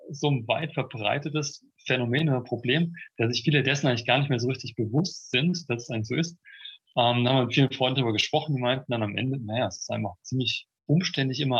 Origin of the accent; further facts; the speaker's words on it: Munich, Bavaria, Germany; Eigentlich kommen wir aus München, aber jetzt gerade sitze ich eben in Hessen.